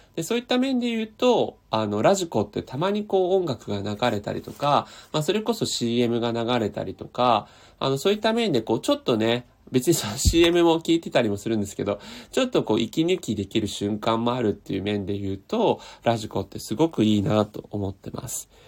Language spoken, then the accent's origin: Japanese; Tokyo, Japan; 僕、東京生まれ、東京育ちで、今も東京なんで